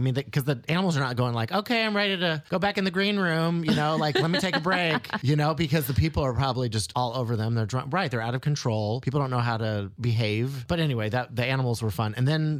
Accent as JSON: {"language": "English", "country": "United States", "tie": "born or raised there", "also_born_or_lived": "Tennessee / Oklahoma", "moved": "yes", "lives_now": "Chicago, United States", "said": "I grew up in Tennessee, in Oklahoma. I think I was in Oklahoma at that point."}